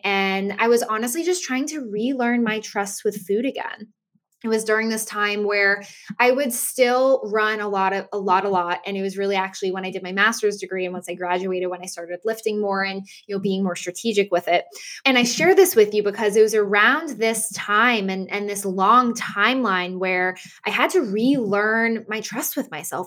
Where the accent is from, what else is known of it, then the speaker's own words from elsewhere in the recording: Boston area, Massachusetts, United States; I live in the Boston area with my family